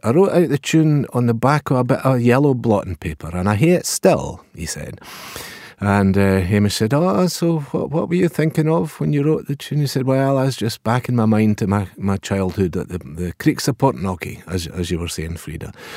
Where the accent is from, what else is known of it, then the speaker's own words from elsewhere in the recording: Pitlochry, Scotland, United Kingdom; I'm from Pitlochry